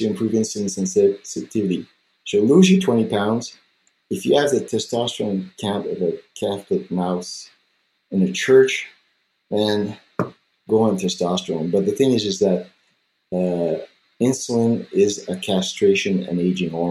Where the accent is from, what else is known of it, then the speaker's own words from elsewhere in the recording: Canada; I'm French Canadian, but I have quite a bit of native blood